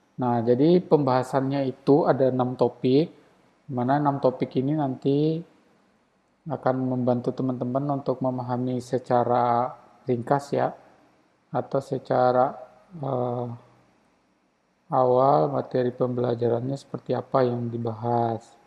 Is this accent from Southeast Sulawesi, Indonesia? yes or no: yes; Baubau, Southeast Sulawesi, Indonesia; also born or lived in Central Java; di tempatku juga di Kota Bau-Bau